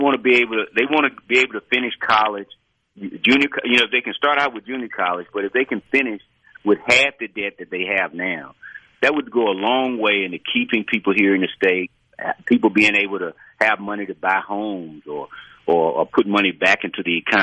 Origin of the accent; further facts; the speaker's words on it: Natchez, Mississippi, United States; I grew up in Natchez, represent Natchez, grew up there, I've been there all my life.